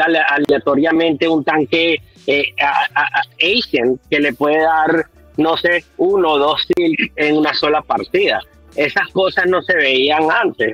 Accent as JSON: {"language": "Spanish", "country": "Venezuela", "said": "soy yo de Venezuela"}